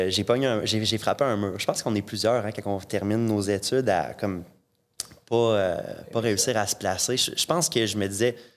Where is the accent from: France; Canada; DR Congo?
Canada; Saint-Georges, Quebec; je viens de Saint-Georges. Euh, il n'y euh, a pas, d'université à Saint-Georges.